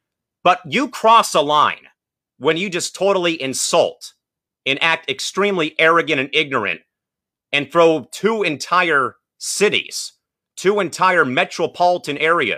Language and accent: English; San Diego, California, United States; for once in my 27 years of living on this earth, my hometown Padres